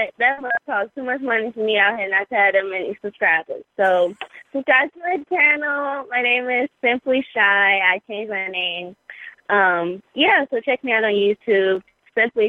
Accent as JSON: {"language": "English", "town": "Chicago", "region": "Illinois", "country": "United States", "tie": "born or raised there", "said": "and, born and raised in Chicago, Southside, Inglewood, represent."}